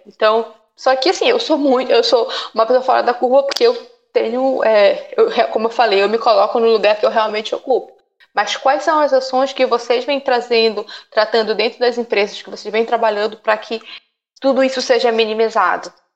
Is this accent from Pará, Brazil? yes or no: yes; Belém, Pará, Brazil; moved away; Eu vim do norte, vim de Belém